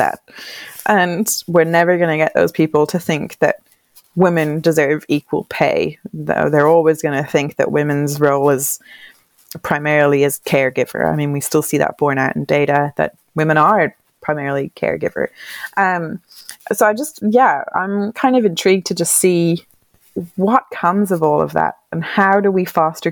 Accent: Ireland; moved away as an adult; also born or lived in Wales; now in Hobart, Australia; I'm from Ireland.

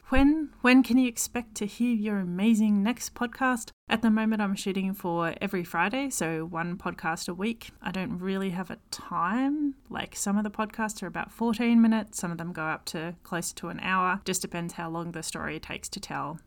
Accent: Victoria, Australia; accent: Australian; It's created in Victoria, Australia, hence my accent.

